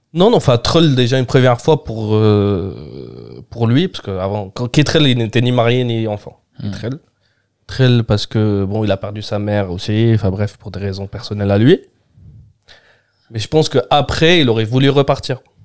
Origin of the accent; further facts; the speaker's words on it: Algeria; French is a second language; moved away as an adult; also born or lived in Germany; now in Paris, France; je suis né en Algérie les 3 4 premières années été en Algérie j'ai fait que 6 mois en Allemagne